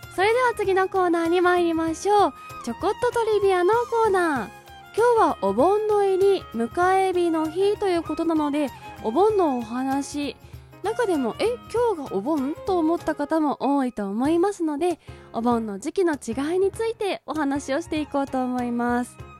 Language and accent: Japanese; Hadano, Kanagawa, Japan; 私の地元である神奈川県秦野市はなぜか7月盆を採用しておりまして